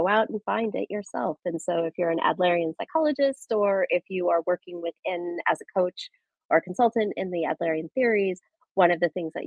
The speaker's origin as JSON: {"language": "English", "region": "Nebraska", "country": "United States", "tie": "born or raised there", "moved": "as an adult", "said": "I grew up in Nebraska, in a small town in the northeast part of Nebraska"}